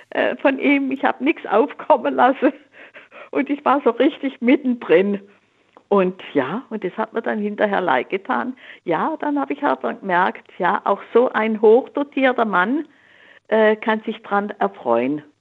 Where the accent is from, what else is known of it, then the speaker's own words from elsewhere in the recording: Swabia, Germany; ich bin in der Kriegszeit im Schwäbischen aufgewachsen.